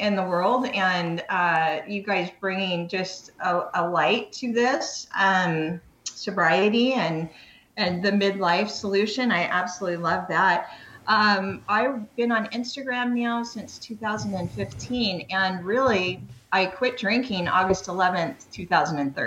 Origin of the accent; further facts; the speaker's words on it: Long Beach, California, United States; now in Canyon Lake, United States; I'm originally from Long Beach, California. That's where I lived most of my life. So I've always lived in SoCal.